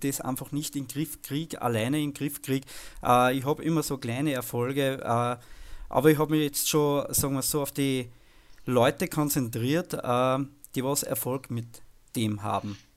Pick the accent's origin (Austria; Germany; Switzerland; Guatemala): Austria; ich als Österreicher